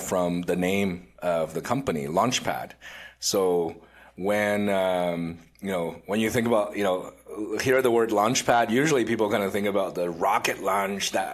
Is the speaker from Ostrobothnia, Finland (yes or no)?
yes; Vaasa, Ostrobothnia, Finland; now in Canada; I grew up in Finland